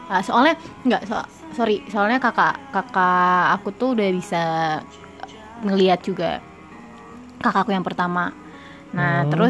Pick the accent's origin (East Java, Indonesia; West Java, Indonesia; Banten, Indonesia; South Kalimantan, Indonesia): West Java, Indonesia; Cirebon; keluarga juga pokoknya karena aku asli Cirebon ya